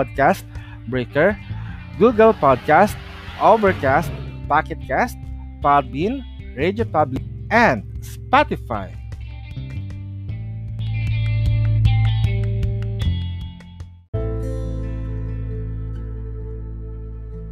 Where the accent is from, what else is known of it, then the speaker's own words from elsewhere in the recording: Philippines; As Filipino